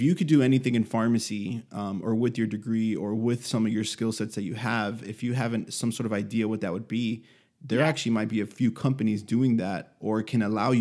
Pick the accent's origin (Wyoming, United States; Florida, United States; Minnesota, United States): Florida, United States; Miami; I'm from Miami